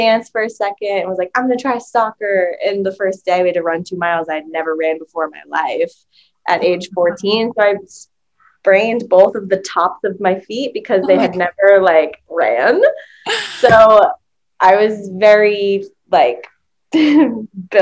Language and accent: English; northern New England, United States; moved away as an adult; now in Los Angeles, United States; I'm from northern New England